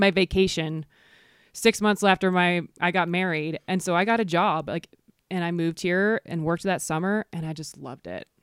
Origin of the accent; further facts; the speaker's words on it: near Chattanooga, Georgia, United States; moved away as an adult; also born or lived in Atlanta; now in Jackson Hole, United States; I grew up near Chattanooga, which has some of the best trails